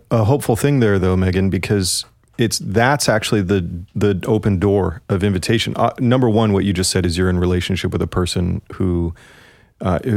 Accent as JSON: {"language": "English", "country": "United Kingdom", "said": "I'm a British"}